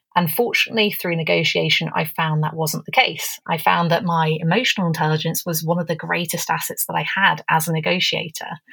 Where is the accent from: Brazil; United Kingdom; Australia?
United Kingdom; England; now in Canada; I'm English, but I'm coming to you from Canada.